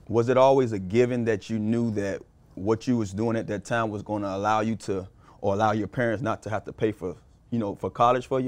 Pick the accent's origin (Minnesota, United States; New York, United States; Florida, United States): Florida, United States; Miami; also born or lived in Carol City, Miami; I grew up, I was born and raised in Liberty City